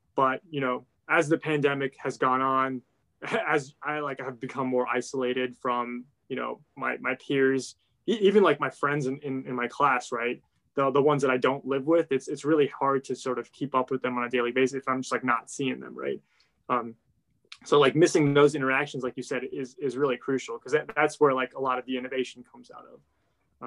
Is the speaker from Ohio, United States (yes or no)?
yes; Ohio, United States; I grew up in Ohio